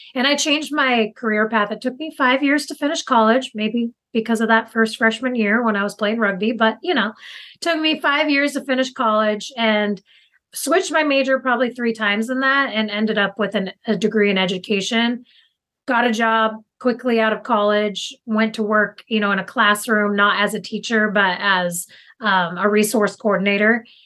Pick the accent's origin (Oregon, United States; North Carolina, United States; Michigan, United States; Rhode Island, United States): Oregon, United States; Tillamook; I live currently in Tillamook, Oregon, which is on the coast, and my family's actually lived in Tillamook for over 100 years. So super invested in this community and was one of the kids growing up in high school